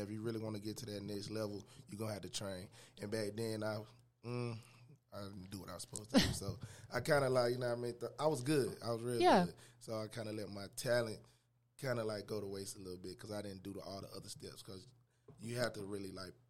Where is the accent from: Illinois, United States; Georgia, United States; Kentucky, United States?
Georgia, United States; Atlanta; I'm from the South Side.